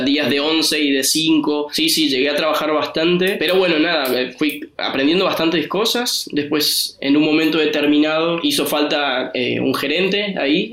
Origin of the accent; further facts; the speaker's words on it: Argentina; moved away as an adult; now in Copenhagen, Denmark; soy argentino, pero también tengo pasaporte italiano